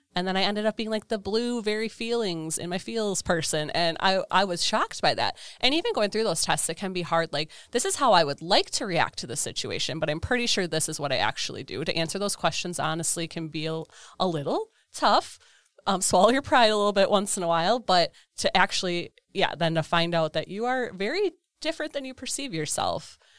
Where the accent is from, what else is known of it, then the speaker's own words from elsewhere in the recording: Eden, Wisconsin, United States; Eden, Wisconsin.